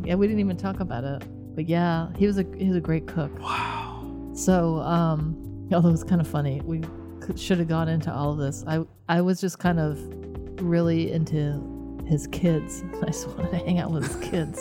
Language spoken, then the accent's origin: English; Michigan, United States; moved away; we're moving back to Michigan, my hometown